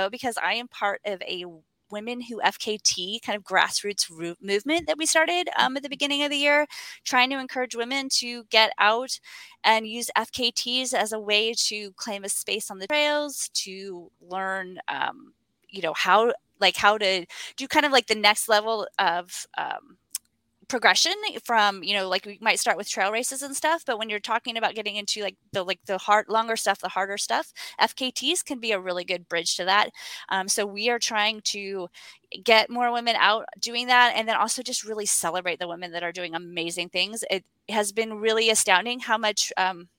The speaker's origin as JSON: {"language": "English", "region": "West Coast", "country": "United States", "lives_now": "Portland, United States", "said": "I'm actually from the West Coast, calling in from Portland, Oregon."}